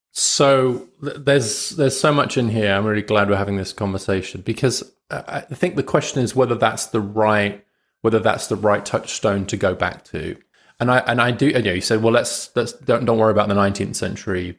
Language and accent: English; United Kingdom; as a British liberal